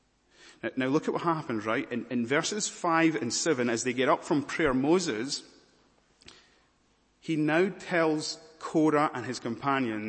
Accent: Scotland, United Kingdom; I'm a Scottish preacher

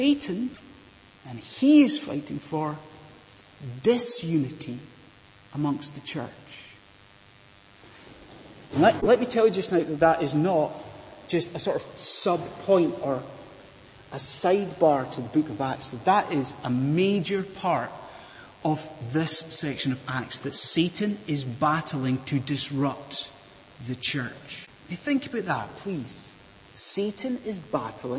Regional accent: Inverness, Scotland, United Kingdom; where I grew up in Inverness in Scotland

